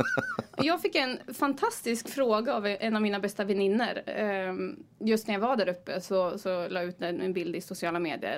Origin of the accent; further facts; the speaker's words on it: Timrå, Västernorrland County, Sweden; now in Gothenburg, Sweden; Jag är från Timrå